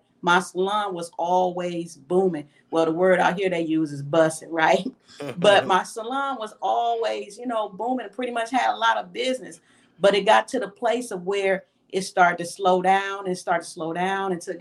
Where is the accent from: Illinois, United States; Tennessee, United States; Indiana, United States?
Illinois, United States; Peoria; moved away as an adult; now in Atlanta, United States; I'm from Peoria, Illinois